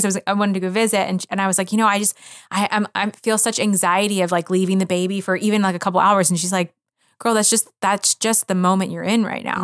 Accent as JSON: {"language": "English", "town": "Philadelphia", "region": "Pennsylvania", "country": "United States", "tie": "born or raised there", "moved": "yes", "said": "I grew up in Philadelphia, w, around so much culture"}